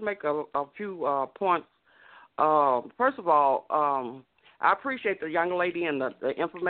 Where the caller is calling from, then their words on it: Illinois, United States; I'm calling from Illinois.